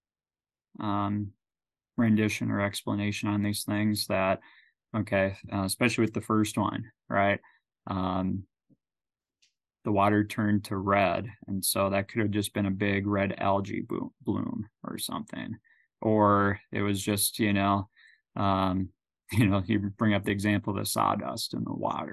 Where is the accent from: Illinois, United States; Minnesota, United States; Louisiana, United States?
Minnesota, United States; now in Nebraska, United States; growing up in Minnesota, near the lakes and everything